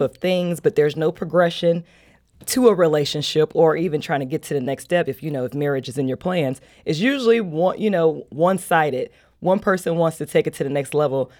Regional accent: Chicago, Illinois, United States; moved away as an adult; now in St. Louis, United States; I've been living here in Saint Louis for seven years. I'm from Chicago

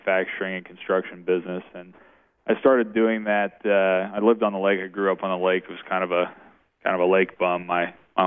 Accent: Shell Knob, Missouri, United States; I grew up in Shell Knob, Missouri

